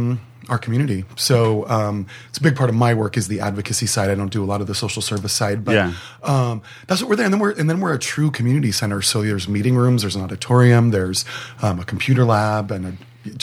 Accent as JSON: {"language": "English", "town": "San Diego", "region": "California", "country": "United States", "tie": "born or raised there", "said": "I pretty much grew up in Hillcrest. I was born at UCSD Hospital in Hillcrest. I've been hanging out in the neighborhood since I was about 6 years old because my mom worked in Hillcrest. So, I really grew up in what's called Allied Gardens"}